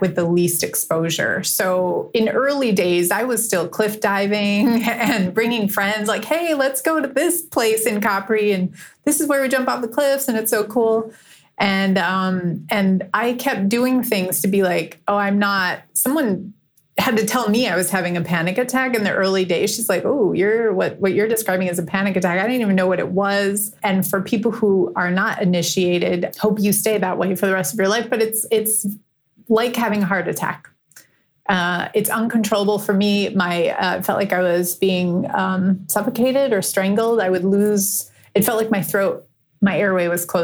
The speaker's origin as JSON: {"language": "English", "town": "Green Bay", "region": "Wisconsin", "country": "United States", "tie": "born or raised there", "also_born_or_lived": "Chicago", "moved": "yes", "said": "I grew up in Green Bay, Wisconsin"}